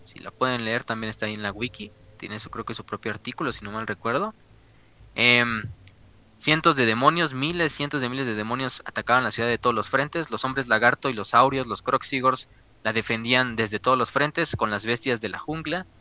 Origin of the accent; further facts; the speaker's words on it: Mexico; los que somos mexicanos, güey, vivimos aquí